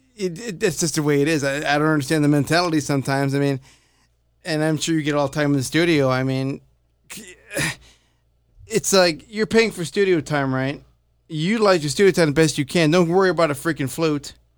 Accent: Chicago, Illinois, United States; I'm from Chicago

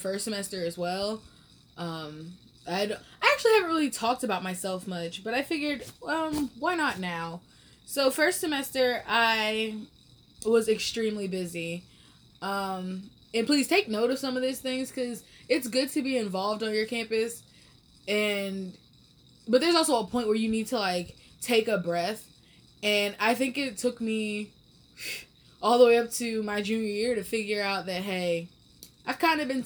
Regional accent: Atlanta, Georgia, United States; moved away; I'm from Atlanta originally.

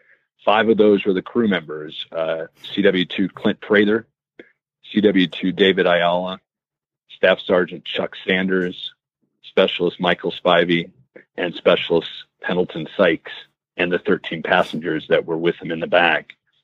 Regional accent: Saudi Arabia; now in United States; I grew up overseas in Saudi Arabia, and I really felt like America is the best place to live and is the greatest country in the world

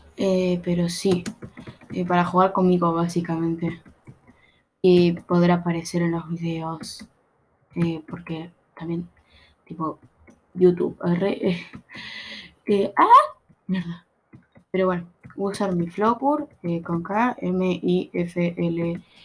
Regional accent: Buenos Aires Province, Argentina; No, no soy uruguaya, soy de Buenos Aires, Argentina, El conurbano

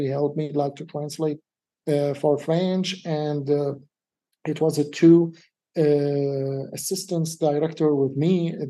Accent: Denmark; English is a second language; Like I'm from Denmark, but I came from Syrian background.

